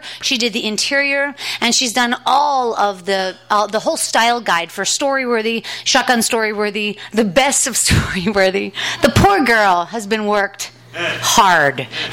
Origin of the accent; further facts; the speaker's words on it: Pittsburgh, Pennsylvania, United States; moved away as an adult; now in Los Angeles, United States; I am the youngest of 6 children from Pittsburgh, Pennsylvania.